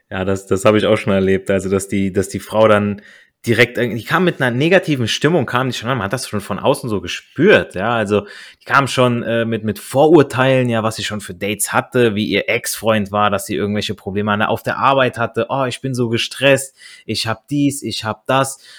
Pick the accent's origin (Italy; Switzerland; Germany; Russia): Italy; als Italiener